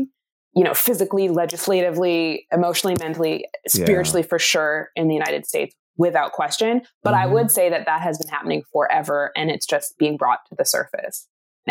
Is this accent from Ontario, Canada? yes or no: no; Vancouver, British Columbia, Canada; moved away as an adult; now in Sweden; I'm from Vancouver, so I was one of like 5 Black people